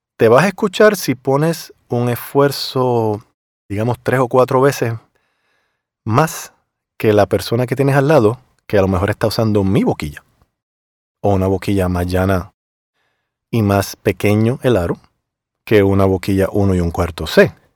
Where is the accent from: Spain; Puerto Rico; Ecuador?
Puerto Rico; moved away as an adult; also born or lived in Miami; Yo obviamente vengo de Puerto Rico